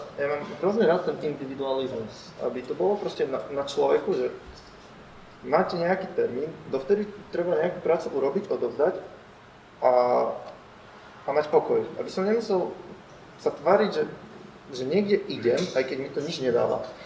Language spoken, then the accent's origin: Slovak; Prešov, Prešov Region, Slovakia; A som z Prešova